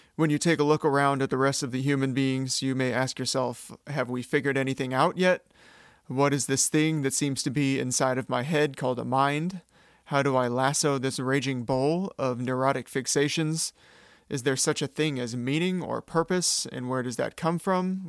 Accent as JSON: {"language": "English", "town": "Sacramento", "region": "California", "country": "United States", "said": "I'm from Sacramento, California"}